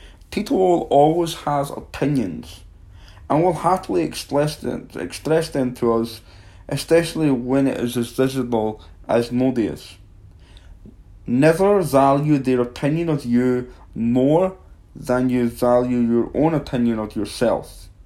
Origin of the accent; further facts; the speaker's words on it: Livingston, Scotland, United Kingdom; born there; I was born in Livingston, Scotland. As a kid growing up, my family always made me feel special